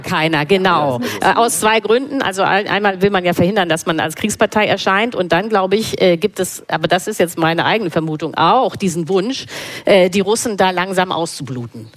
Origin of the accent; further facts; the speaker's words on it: Germany; als Deutsche